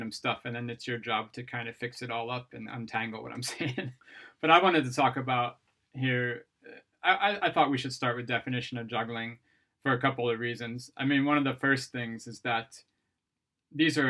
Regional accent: Ohio, United States; moved away as an adult; now in Sweden; I'm from Ohio

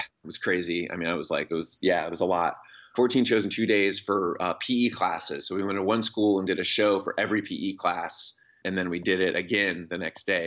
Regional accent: Seattle, Washington, United States; now in Olympia, United States; I grew up in Seattle, and I currently live in Olympia, the state capital, about an hour south of there.

